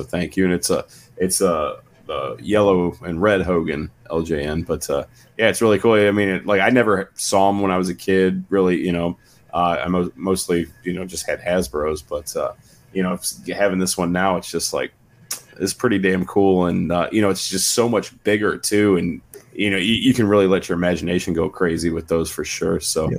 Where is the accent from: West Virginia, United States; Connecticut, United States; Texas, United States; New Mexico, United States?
West Virginia, United States; there was no Target around from where I was from West Virginia.